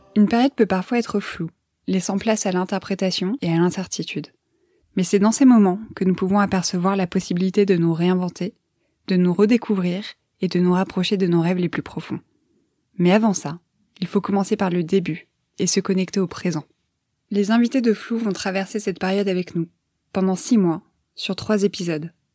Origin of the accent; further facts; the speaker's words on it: Puerto Rico; French is a second language; moved away as an adult; now in France; je viens de Porto Rico